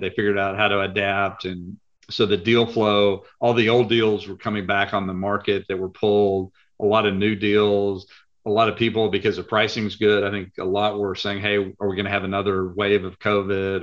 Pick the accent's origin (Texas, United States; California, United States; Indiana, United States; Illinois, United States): Texas, United States; Lubbock; moved away as an adult; now in Dallas, United States; I am originally from Lubbock, Texas. Uh, I moved to Dallas, Texas about 35 years ago.